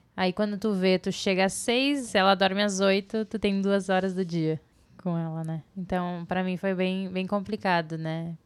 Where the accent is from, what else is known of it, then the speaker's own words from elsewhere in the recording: Brazil; moved away as an adult; nós crescemos no Brasil com, com mais coisas naturais em volta, sabe? Tipo, a gente morava num sítio